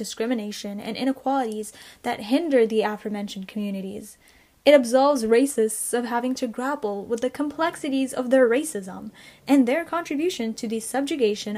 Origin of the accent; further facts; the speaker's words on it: Canada; I was born and raised here in Canada